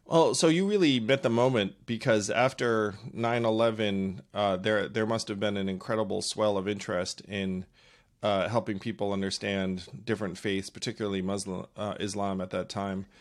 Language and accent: English; upstate New York, United States; I grew up in an upstate New York town that was predominantly, almost exclusively white